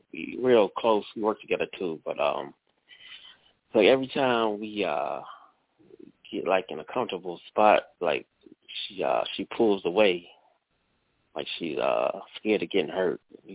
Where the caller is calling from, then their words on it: Cleveland, Ohio, United States; calling from Cleveland, Ohio.